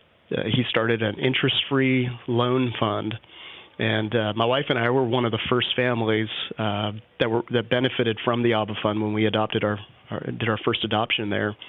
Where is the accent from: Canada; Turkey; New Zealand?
Canada; Vancouver, British Columbia; also born or lived in North Carolina; now in Austin, United States; I'm originally from Vancouver, Canada